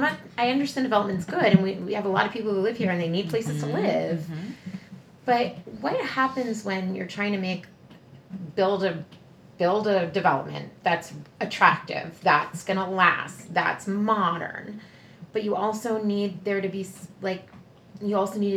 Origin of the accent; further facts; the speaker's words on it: Rockville, Maryland, United States; So I grew up in Rockville, and Alyssa did too.